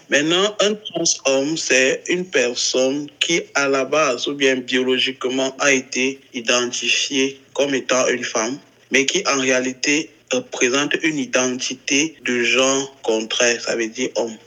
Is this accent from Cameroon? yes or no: yes; Cameroon; je suis euh, un trans homme camerounais, je vis au Cameroun.